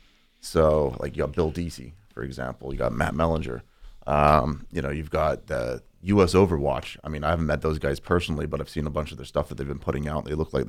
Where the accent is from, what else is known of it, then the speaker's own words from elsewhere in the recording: Guam; now in California, United States; I grew up in Guam.